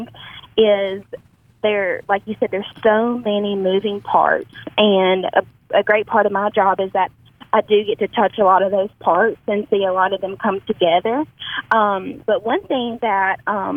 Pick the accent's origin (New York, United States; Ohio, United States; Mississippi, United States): Mississippi, United States; Amory; also born or lived in Tupelo, Mississippi; I was born and raised in Amory, Mississippi, which is about 30 minutes south of Tupelo